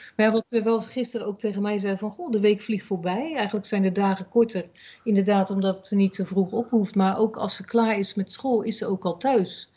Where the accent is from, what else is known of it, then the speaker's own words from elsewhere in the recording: Netherlands; moved away; Als Nederlander, ja, in Nederland